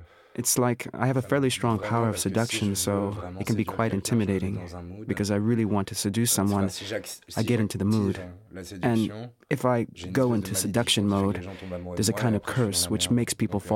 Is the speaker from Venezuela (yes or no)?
no; Nevers, Bourgogne-Franche-Comté, France; I was born in Nevers.